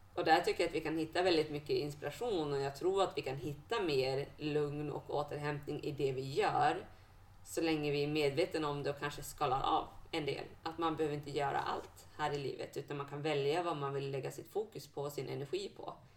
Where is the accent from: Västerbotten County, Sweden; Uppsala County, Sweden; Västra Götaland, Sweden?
Västerbotten County, Sweden; Bjurholm; now in Umeå, Sweden; När jag växte upp hemma i Bjurholm